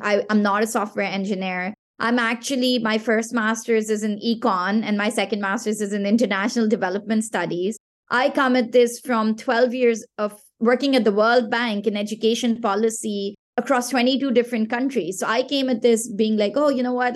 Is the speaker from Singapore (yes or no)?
no; Pakistan; first language Pashto; English is a second language; Pakistan, which is my home country